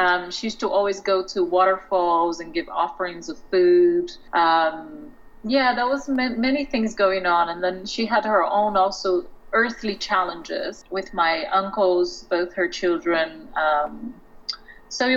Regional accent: Brazil; now in London, United Kingdom; I'm from Brazil. I was born in Brazil. I grew up with my grandmother.

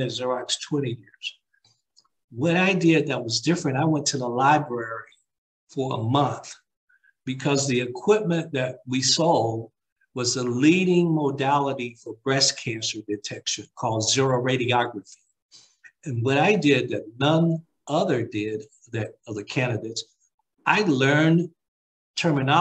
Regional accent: Alabama, United States; moved away; growing up in Alabama

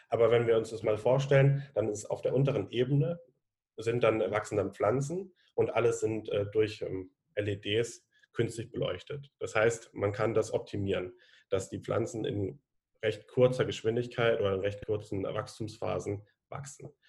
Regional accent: Konstanz, Baden-Württemberg, Germany; Ich komme aus Konstanz vom Bodensee und ich studiere gerade an der Zeppelin-Universität Soziologie, Politik und Ökonomie.

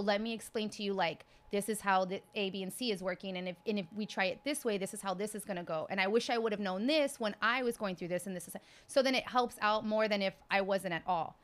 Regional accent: Texas, United States; moved away; I'm from Texas

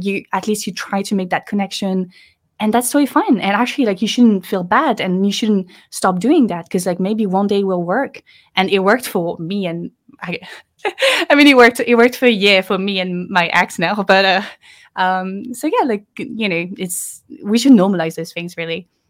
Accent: Lille, Hauts-de-France, France; English is a second language; moved away as an adult; now in Paris, France; I grew up in the north of France, uh, in Lille

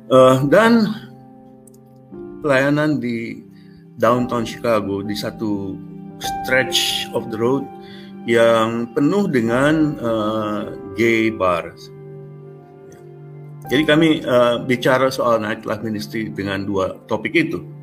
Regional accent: Indonesia; moved away as an adult; Saya bilang saya dari Indonesia.

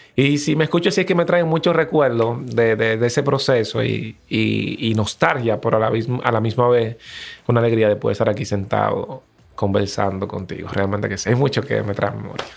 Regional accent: Los Frailes, Las Américas, Distrito Nacional, Dominican Republic; cuando tú vienes de un barrio, me acuerdo que fue en Los Frailes, en las Américas

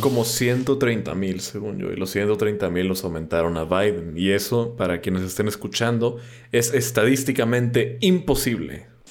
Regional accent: Mexico

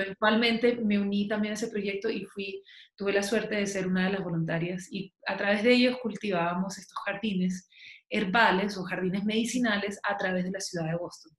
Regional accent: Chile; also born or lived in Massachusetts, United States; now in Santa Elena, Colombia; yo soy chilena y vivo en Colombia hace aproximadamente casi cuatro años.

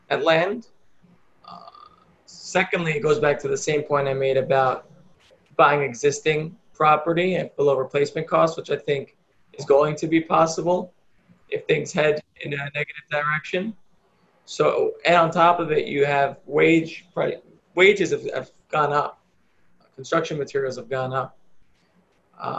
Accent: New York, United States; I'm a New Yorker, love New York.

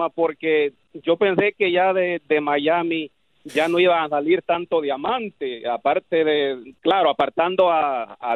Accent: El Salvador; now in Orlando, United States; de Orlando, el salvadoreño.

